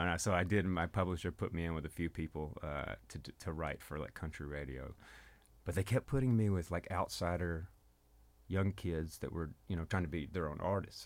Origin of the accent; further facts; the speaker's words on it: North Mississippi, United States; now in Memphis, United States; I was born in Memphis, but I was raised in really North Mississippi.